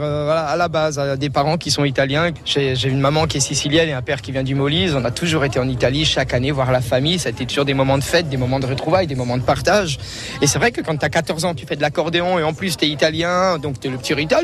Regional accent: Alsace, Grand Est, France; je suis d'Alsace

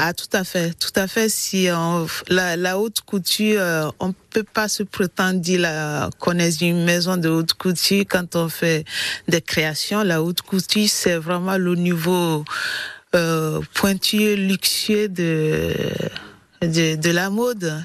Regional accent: Togo; now in Montpellier, France; je suis née euh, précisément au Togo, en Afrique

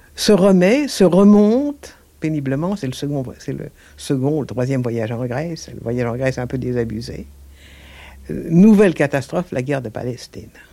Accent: Mont Noir, Hauts-de-France, France; mon enfance au Mont Noir

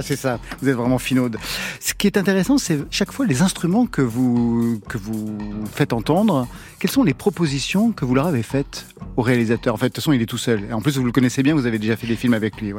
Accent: Auvergne-Rhône-Alpes, France; je suis auvergnat et je danse pas à la bourrée

